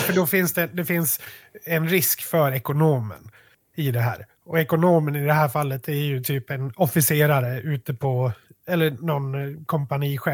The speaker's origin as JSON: {"language": "Swedish", "town": "Malung", "region": "Dalarna County", "country": "Sweden"}